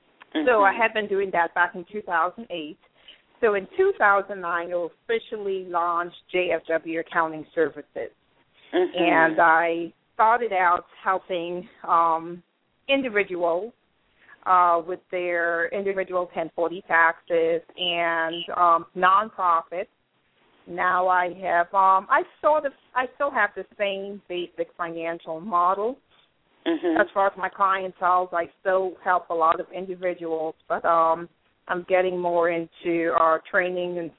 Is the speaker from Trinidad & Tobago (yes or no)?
yes; Trinidad & Tobago; now in United States; I'm actually from Trinidad, and I've been in the U.S. for about, it's going on 18 years, 17, 18 years